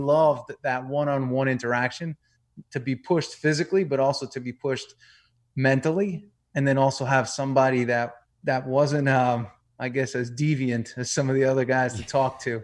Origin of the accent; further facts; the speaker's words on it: New York, United States; moved away as an adult; also born or lived in Tampa, Florida; I grew up in New York.